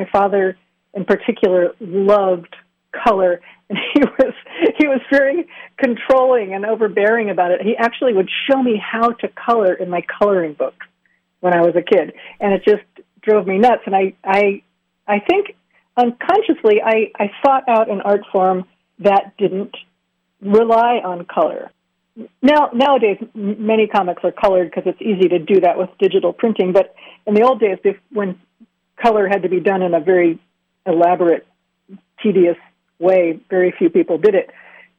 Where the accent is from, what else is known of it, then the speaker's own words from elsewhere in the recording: Pennsylvania, United States; I was pretty mired in the center part of the state